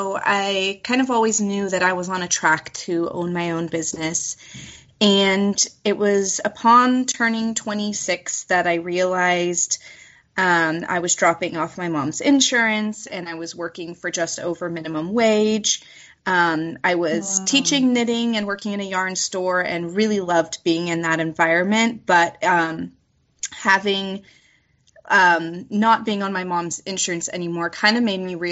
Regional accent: California, United States; also born or lived in Washington State; I'm from California

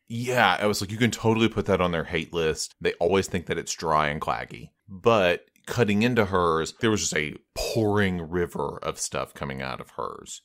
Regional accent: United States; I'm American

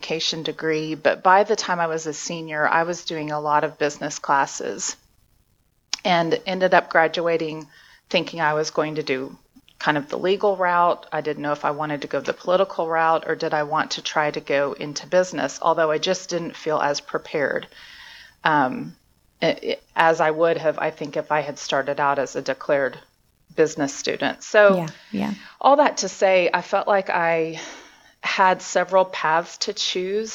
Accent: Friendswood, Texas, United States; also born or lived in Brownwood, Texas; now in Edmond, United States; I was born and raised in Texas

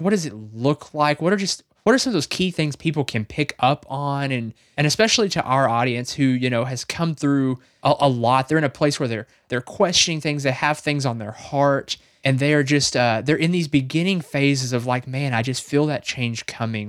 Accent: Arkansas, United States; we're both from Arkansas

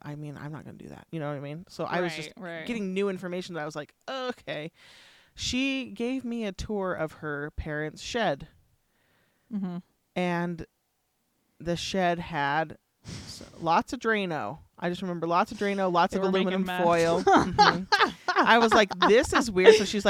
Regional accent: California, United States; moved away; I came from California where I couldn't play in my front yard, right?

